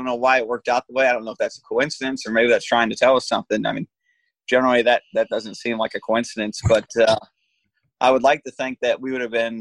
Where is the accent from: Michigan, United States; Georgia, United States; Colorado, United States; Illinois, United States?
Michigan, United States; I come from Michigan